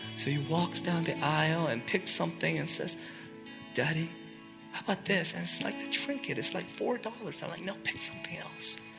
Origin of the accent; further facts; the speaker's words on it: United States; we Americans tend to think very individualistically